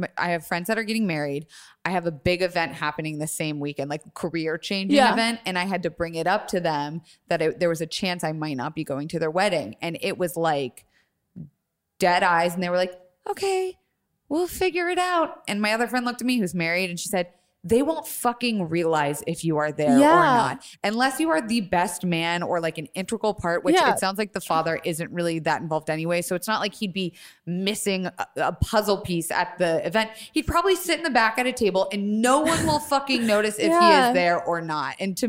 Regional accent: Tampa, Florida, United States

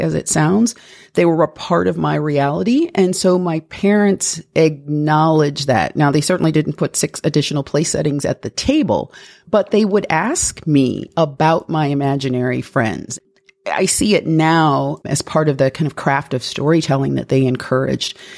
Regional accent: Toledo, Ohio, United States; I was Born and raised in Toledo, Ohio

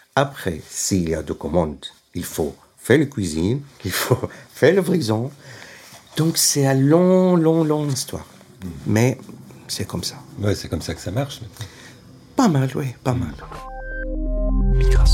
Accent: Aleppo, Aleppo Governorate, Syria; French is a second language; moved away as an adult; also born or lived in Burgundy, France; now in Lyon, France; je suis, je viens de Syrie

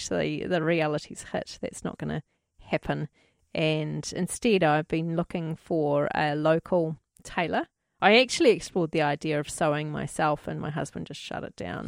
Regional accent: New Zealand

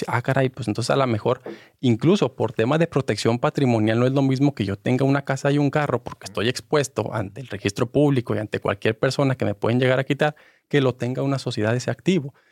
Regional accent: Mexico; nosotros como mexicanos

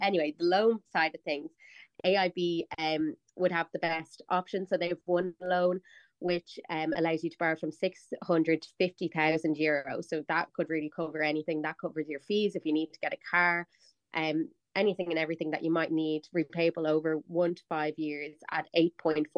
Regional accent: Dublin, Leinster, Ireland; I'm like from North Dublin. I like lived at home. I went to DCU

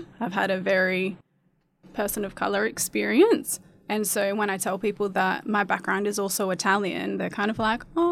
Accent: Gove, Northern Territory, Australia; moved away; also born or lived in Adelaide; I was born in Gove.

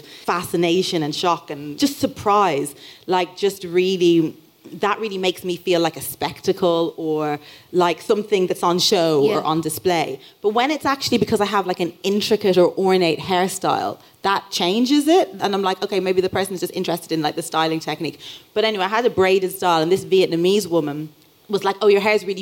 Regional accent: Dublin, Leinster, Ireland; I grew up in Dublin

